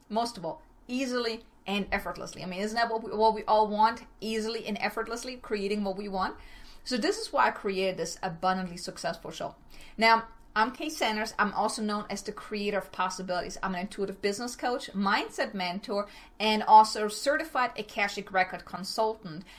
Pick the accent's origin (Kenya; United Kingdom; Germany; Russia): Germany; moved away as an adult; now in El Paso, United States; originally, I'm from Germany. I came to El Paso, Texas back in 2006 with my ex husband